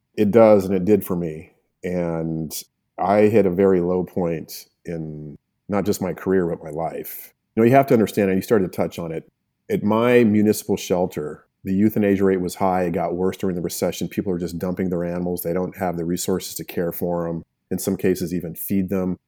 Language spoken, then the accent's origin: English; Albuquerque, New Mexico, United States; also born or lived in Los Angeles; I am a native New Mexican